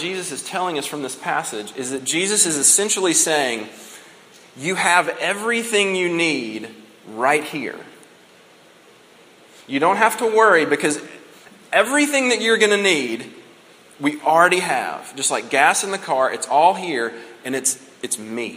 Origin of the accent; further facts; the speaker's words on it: United States; by virtue of the fact that we're American